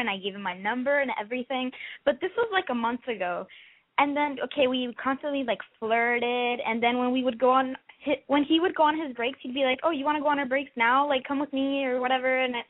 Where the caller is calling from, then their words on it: Miami, Florida, United States; I'm 18, and I'm from Miami.